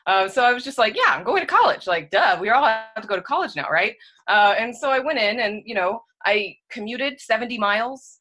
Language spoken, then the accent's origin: English; Southern California, United States; moved away; I'm from Southern California